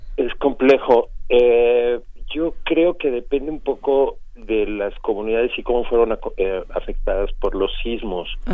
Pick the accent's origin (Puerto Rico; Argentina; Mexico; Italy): Mexico; Mexico City; Yo nací en la Ciudad de México